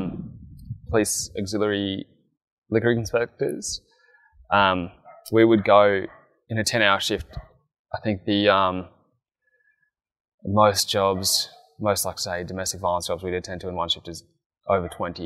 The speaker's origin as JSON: {"language": "English", "town": "Canberra", "region": "Australian Capital Territory", "country": "Australia", "tie": "born or raised there", "also_born_or_lived": "Townsville", "moved": "as an adult", "said": "I was born in Canberra and grew up here"}